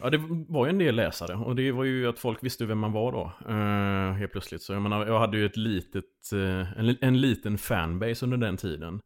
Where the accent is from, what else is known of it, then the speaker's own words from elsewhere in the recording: Landvetter, Västra Götaland, Sweden; moved away as an adult; Jag är uppvuxen i Landvetter